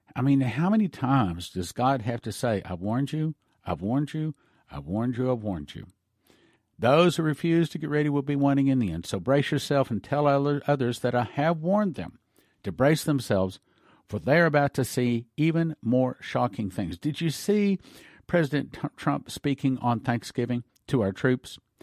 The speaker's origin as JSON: {"language": "English", "country": "United States", "said": "I'm an American"}